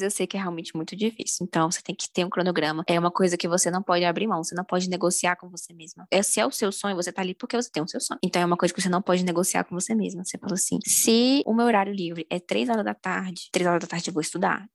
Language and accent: Portuguese; Brasília, Federal District, Brazil; Eu sou brasiliense, né? Talvez vocês tenham percebido pelo meu sotaque